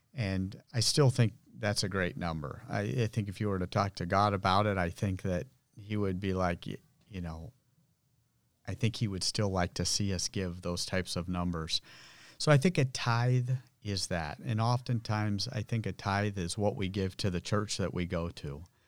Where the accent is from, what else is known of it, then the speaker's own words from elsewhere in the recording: Santa Rosa, California, United States; I was born and grew up here in Santa Rosa.